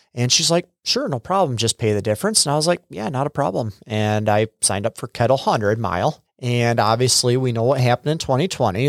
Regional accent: United States; also born or lived in Freeport; I'm originally from the area. Uh, I was actually born up in Freeport, and then when I was a couple years old, my parents moved down here to a farm, and I was raised on a dairy farm

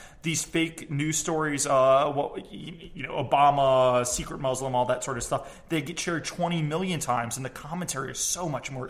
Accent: the South, United States; I'm from the South.

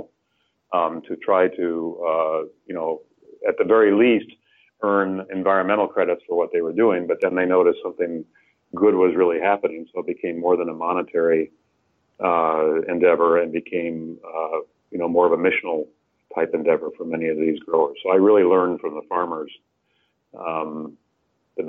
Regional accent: Illinois, United States; I grew up in Illinois where everything was black dirt

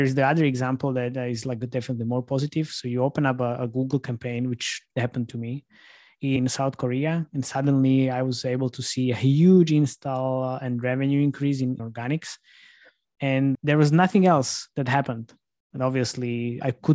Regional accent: Slovakia; I'm from Slovakia

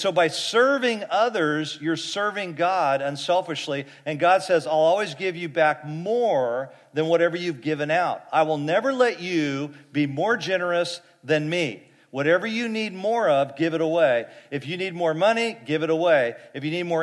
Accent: Fresno, California, United States; I grew up in Fresno

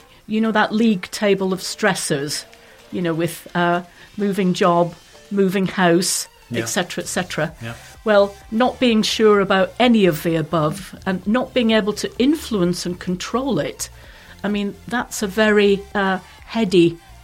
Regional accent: Edinburgh, Scotland, United Kingdom; moved away as an adult; also born or lived in London; Originally, I was born in Edinburgh, spent 30 years working in London, came over here in 2006 for work.

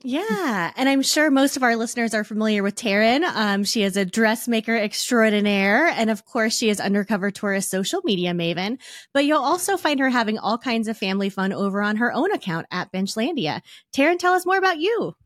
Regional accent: Arizona, United States; moved away; I was actually born and raised in Arizona

